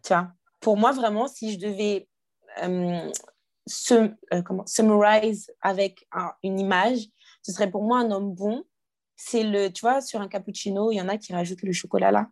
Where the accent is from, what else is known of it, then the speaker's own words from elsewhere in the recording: Guadeloupe; j'ai grandi dans une famille. On est guadeloupéen